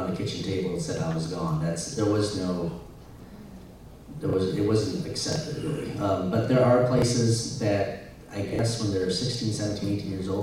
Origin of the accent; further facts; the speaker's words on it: Michigan, United States; moved away; also born or lived in Montana / Missouri; I was born in Montana, and my parents left there when I was a young kid, so I don't really remember anything in Montana. I lived in Michigan for 18 years